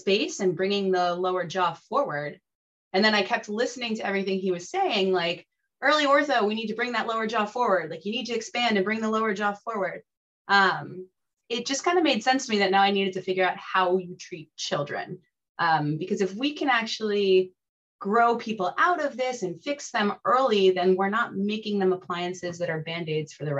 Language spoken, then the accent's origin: English; South Florida, United States; also born or lived in central Connecticut; now in Connecticut, United States; I grew up in South Florida, so welcome to my former home